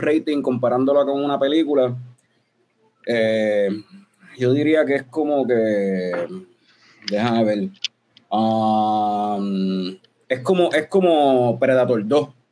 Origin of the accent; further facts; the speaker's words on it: Puerto Rico; nosotros somos puertorriqueños